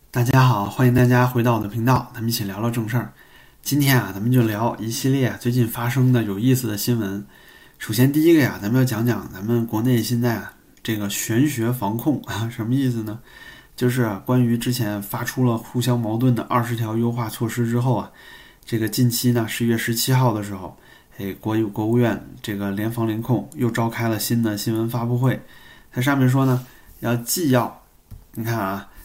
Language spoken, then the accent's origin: Chinese; China; 我们中国人